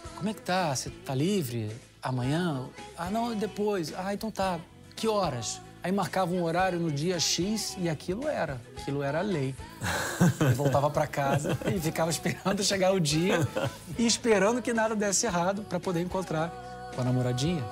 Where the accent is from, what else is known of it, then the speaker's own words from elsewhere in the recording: Rio de Janeiro, Brazil; moved away as an adult; also born or lived in Japan; now in Italy; Carioca, nascido e criado no Rio de Janeiro, porém, de origem de descendência italiana